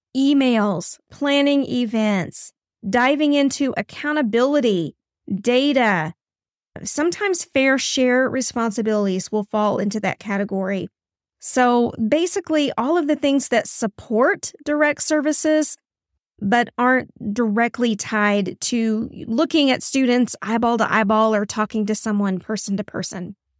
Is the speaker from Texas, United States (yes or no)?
yes; Texas, United States; here in my home state of Texas